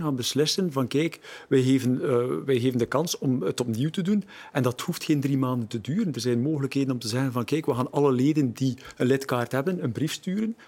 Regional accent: Deerlijk, Flanders, Belgium; Ik ben van Deerlijk, eh, ik ben er ook eerste schepen

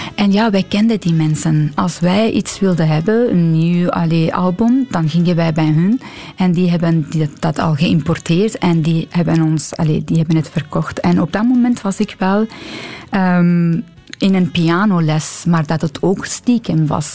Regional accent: Iran; Dutch is a second language; moved away as an adult; now in Belgium; mijn jeugd in Iran

